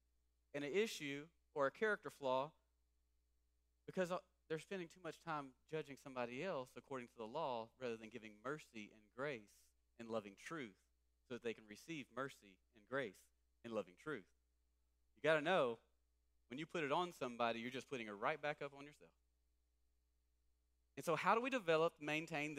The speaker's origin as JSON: {"language": "English", "region": "East Texas", "country": "United States", "said": "I'm from East Texas"}